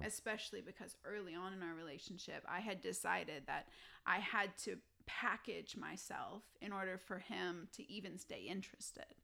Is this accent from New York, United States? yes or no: no; Texas, United States; now in Colorado Springs, United States; I'm from Texas